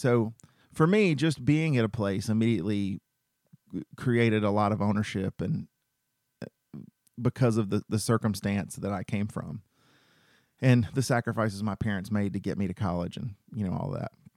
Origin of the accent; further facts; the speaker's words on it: Cartersville, Georgia, United States; also born or lived in Macon, Georgia; I'm from Cartersville, Georgia